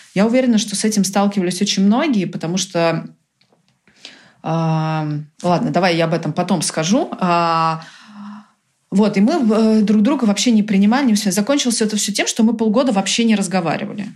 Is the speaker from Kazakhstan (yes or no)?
no; Brazil; first language Portuguese, English and Russian; also born or lived in United States; now in Russia; я выросла в Бразилии, и мои первые языки все-таки был португальский, английский и русский в семье